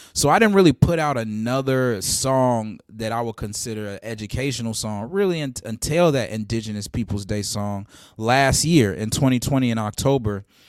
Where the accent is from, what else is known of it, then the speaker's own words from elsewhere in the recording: Nashville, Tennessee, United States; moved away as an adult; also born or lived in Gary, Indiana; now in Bronx, New York, United States; I was raised in Nashville, Tennessee